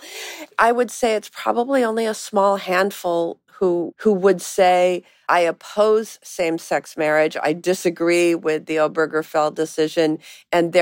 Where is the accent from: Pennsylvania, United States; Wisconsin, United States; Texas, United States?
Wisconsin, United States; my home state of Wisconsin